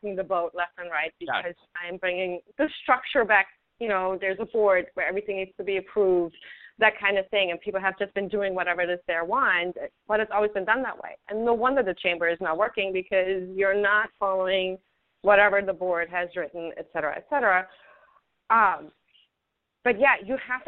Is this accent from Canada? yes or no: no; Germany; English is a second language; now in United States; I grew up in Germany, which is a very different culture.